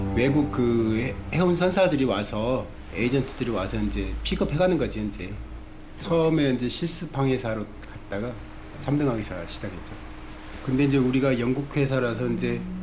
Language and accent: Korean; Jangsu, North Jeolla, South Korea; now in Seoul, South Korea; 고향은 전라북도 장수예요. 장수는 완전히 깡촌이에요, 사실은.